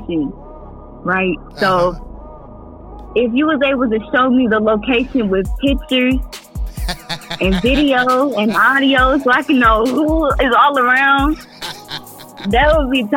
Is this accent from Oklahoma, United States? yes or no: yes; Lawton, Oklahoma, United States; I'm from Lawton, Oklahoma